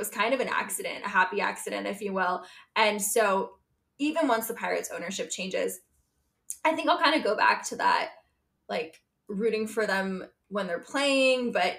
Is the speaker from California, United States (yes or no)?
no; Pittsburgh, Pennsylvania, United States; born or raised there